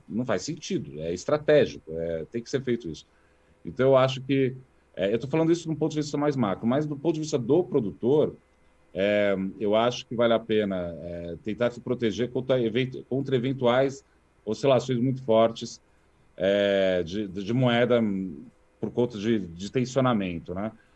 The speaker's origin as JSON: {"language": "Portuguese", "country": "Brazil", "said": "nós enquanto brasileiros"}